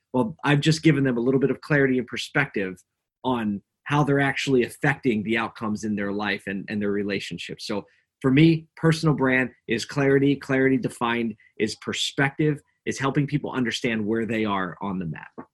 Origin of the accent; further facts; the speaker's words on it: Philadelphia, Pennsylvania, United States; moved away as an adult; also born or lived in upstate New York; I grew up in Philly, uh, Philadelphia, Pennsylvania. Um, so I was a city kid growing up.